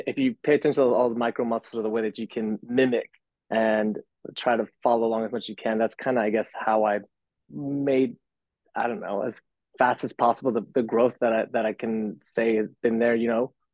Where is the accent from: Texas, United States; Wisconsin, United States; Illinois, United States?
Texas, United States; McAllen; now in Los Angeles, United States; born and raised in Texas, from McAllen, Texas, down south, like real south